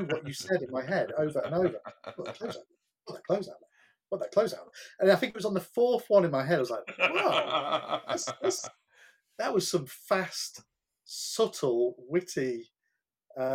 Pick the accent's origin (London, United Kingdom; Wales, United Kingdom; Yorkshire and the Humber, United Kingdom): Yorkshire and the Humber, United Kingdom; Grimsby; my hometown of Grimsby.